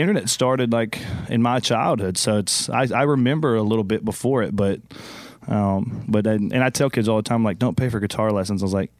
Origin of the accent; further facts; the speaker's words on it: Conroe, Texas, United States; now in Austin, United States; I grew up in a town called Conroe.